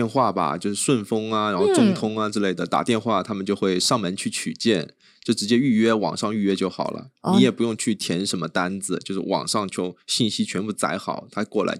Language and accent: Chinese; Hubei, China; moved away as an adult; now in Taiwan; 我们湖北那边很干燥、很多雨、干燥多雨的一个气候